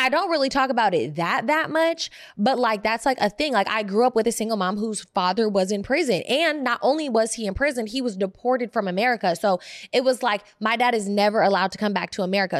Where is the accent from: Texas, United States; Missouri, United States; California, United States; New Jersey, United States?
California, United States; Oakland; born or raised there; also born or lived in Berkeley